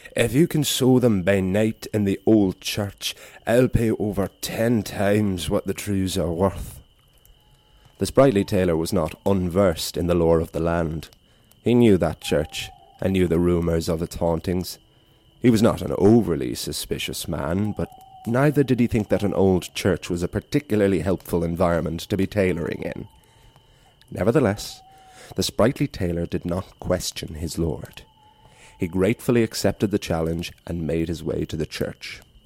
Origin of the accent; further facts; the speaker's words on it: Wicklow, Leinster, Ireland; in Wicklow, in my hometown of Garden City